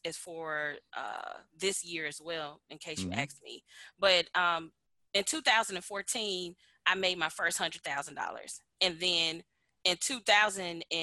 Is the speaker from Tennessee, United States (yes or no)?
yes; Memphis, Tennessee, United States; moved away as an adult; now in Atlanta, United States; I'm from Memphis, Tennessee. I currently live in Atlanta, Georgia.